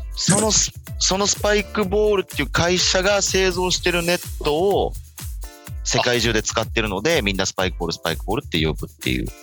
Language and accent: Japanese; Saitama, Japan; 僕、地元が浦和なんですよ